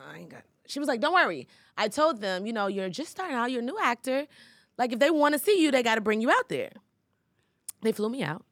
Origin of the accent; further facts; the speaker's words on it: Atlanta, Georgia, United States; also born or lived in Los Angeles; I'm from Atlanta